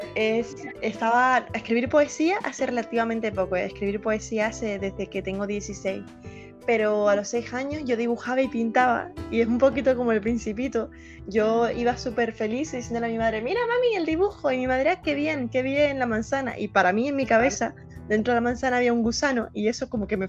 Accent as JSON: {"language": "Spanish", "region": "Canary Islands", "country": "Spain", "said": "Soy de Canarias, un sitio que está situado es muy cerca de África, pero que pertenece a España."}